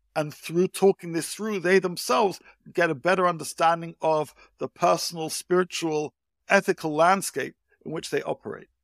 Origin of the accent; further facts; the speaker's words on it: United Kingdom; now in Israel; I grew up in the U K, as you can tell by my accent.